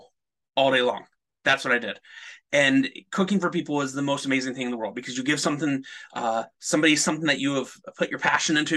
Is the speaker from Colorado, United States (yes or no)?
no; San Antonio, Texas, United States; also born or lived in Southern Alberta, Canada; now in Alberta, Canada; I was born and raised in San Antonio, Texas.